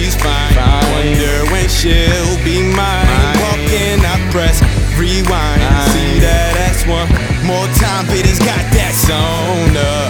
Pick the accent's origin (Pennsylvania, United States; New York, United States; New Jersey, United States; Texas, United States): New Jersey, United States; Plainfield; I hail from Plainfield, New Jersey